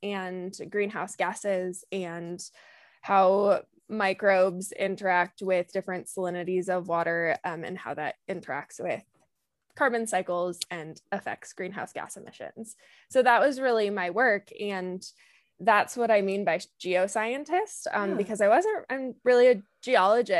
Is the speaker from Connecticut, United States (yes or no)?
yes; Connecticut, United States; also born or lived in Maine; I grew up in Connecticut